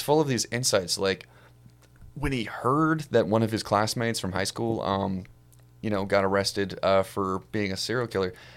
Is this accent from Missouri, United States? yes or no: no; Ohio, United States; I'm from Ohio